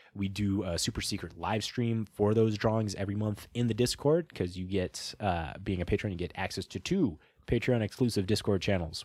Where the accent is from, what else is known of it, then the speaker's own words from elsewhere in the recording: Midwest, United States; We're from the Midwest